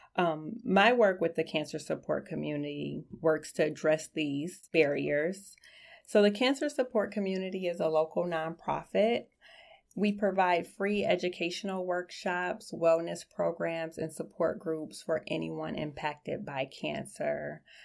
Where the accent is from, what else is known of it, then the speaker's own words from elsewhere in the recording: Detroit, Michigan, United States; I grew up in Southwest Detroit, um, a very small, close-knit community